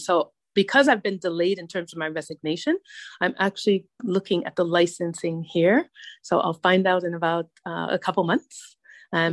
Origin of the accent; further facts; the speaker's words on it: Hartford, Connecticut, United States; now in Abu Dhabi, United Arab Emirates; I grew up in Hartford